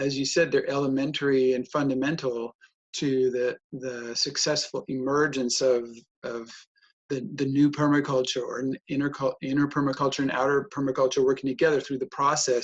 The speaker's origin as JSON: {"language": "English", "country": "United States", "tie": "born or raised there", "also_born_or_lived": "Germany", "accent": "American", "moved": "as an adult", "lives_now": "Europe", "said": "I moved out of America in 1995. I was born there, but I moved out in 95 to Europe"}